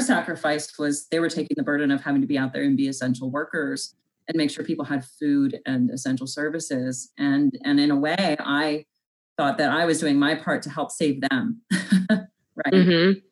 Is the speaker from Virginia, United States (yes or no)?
no; North Platte, Nebraska, United States; In my hometown of North Platte, Nebraska